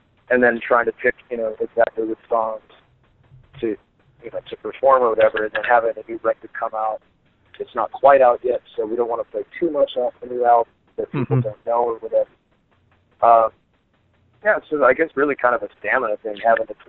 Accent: Chicago, Illinois, United States; I grew up in Chicago

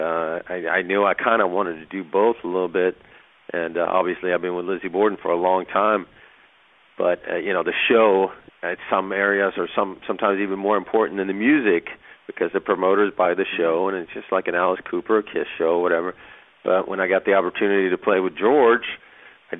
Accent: Sweden; moved away; Yeah, I grew up in Sweden

